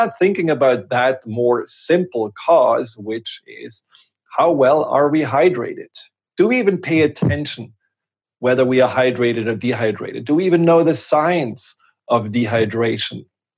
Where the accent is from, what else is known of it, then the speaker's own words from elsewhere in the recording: Germany; English is a second language; now in United States; And it's almost 25 years ago that I came from Germany to the US.